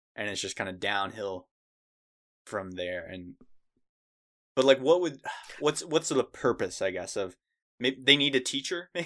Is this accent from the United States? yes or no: yes; United States; I'm white. I'm a dude. I was born in America.